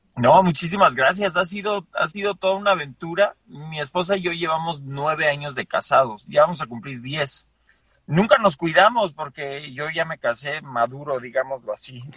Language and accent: Spanish; Mexico City, Mexico; moved away as an adult; also born or lived in Colorado, United States / Las Vegas, United States; now in Austin, United States; nací en la Ciudad de México, viví en la Ciudad de México hasta la prepa